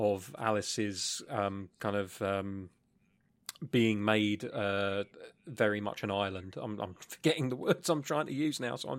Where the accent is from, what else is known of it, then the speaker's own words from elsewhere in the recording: United Kingdom; Oh, it is. I love being British sometimes. I can introduce these sayings.